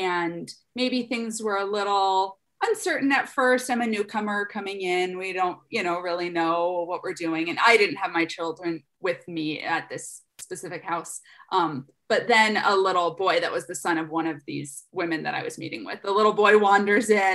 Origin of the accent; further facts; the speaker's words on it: United States; also born or lived in Afghanistan; as an American woman